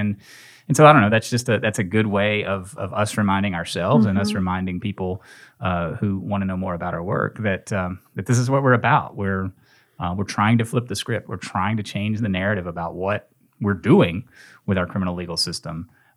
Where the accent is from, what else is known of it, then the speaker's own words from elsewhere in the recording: Nashville, Tennessee, United States; now in Memphis, United States; I came here from Nashville, from Middle Tennessee, to go to Rhodes College and went to law school here.